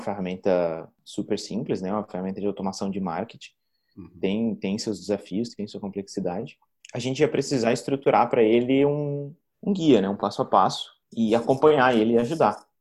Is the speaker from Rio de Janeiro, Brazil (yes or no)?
no; Florianópolis, Santa Catarina, Brazil; Sou manezinho da ilha, nasci em nascido e criado em Florianópolis.